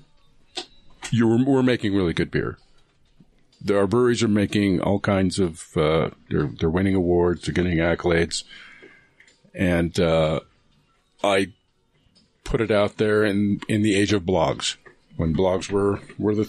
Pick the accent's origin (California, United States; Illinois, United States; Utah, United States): Utah, United States; Salt Lake City; I'm from Utah. I'm from Salt Lake.